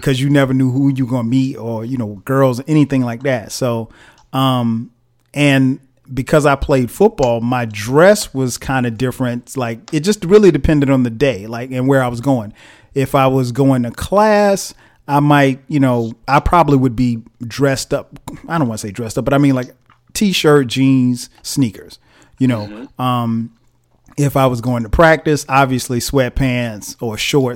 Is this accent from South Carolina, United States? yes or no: yes; Florence, South Carolina, United States; we grew up in the same hometown. right, in Florence, South Carolina.